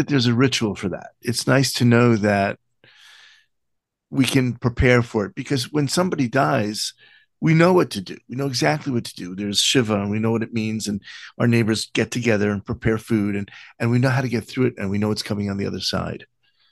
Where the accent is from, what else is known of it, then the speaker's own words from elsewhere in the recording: New York, United States; now in Israel; I live in Israel, but I grew up in New York